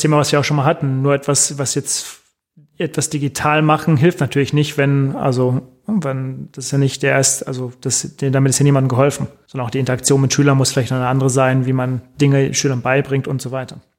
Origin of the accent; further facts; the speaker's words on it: Germany; bei uns in Deutschland